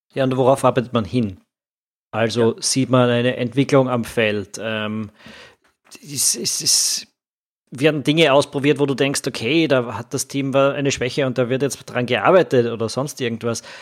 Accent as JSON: {"language": "German", "country": "Austria", "said": "als Österreicher"}